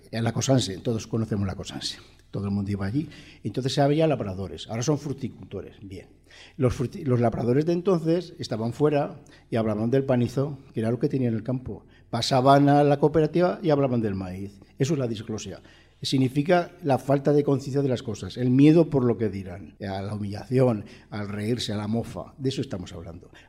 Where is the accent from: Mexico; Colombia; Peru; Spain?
Spain; Aragon; Aragoneses en Aragón quedamos muy pocos